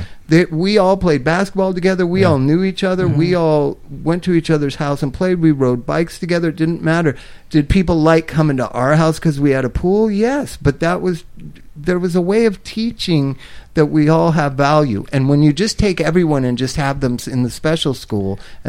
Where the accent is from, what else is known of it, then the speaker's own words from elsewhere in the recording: Palm Springs, California, United States; also born or lived in Inglewood / Culver City; I grew up everywhere in Palm Springs, Inglewood, and Culver City.